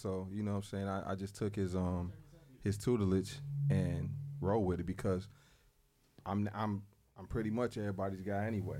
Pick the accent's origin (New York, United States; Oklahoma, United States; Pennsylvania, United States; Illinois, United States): Illinois, United States; Roseland; Yeah, Hunnids Park. Roseland.